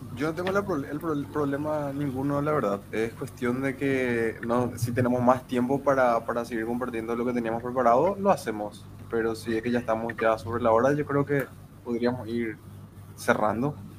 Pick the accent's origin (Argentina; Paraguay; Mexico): Paraguay; somos de Paraguay, todos de diferentes localidades de Paraguay.